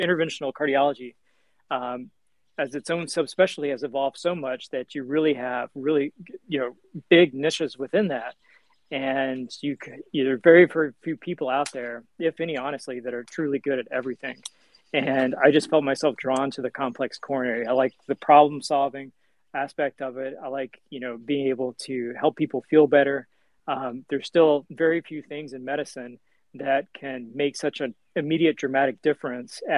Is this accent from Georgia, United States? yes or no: no; Kentucky, United States; moved away as an adult; also born or lived in Albuquerque, New Mexico / Indianapolis, Indiana / Evansville, Indiana; Born and raised in Kentucky, went to med school there.